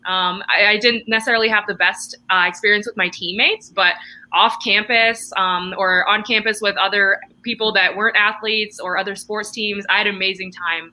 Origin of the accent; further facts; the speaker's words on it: Canada; I'm actually I'm Canadian, so uh, here in Canada